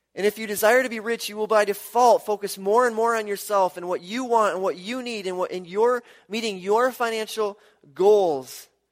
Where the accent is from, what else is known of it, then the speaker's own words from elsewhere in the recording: Milwaukee, Wisconsin, United States; I grew up in Milwaukee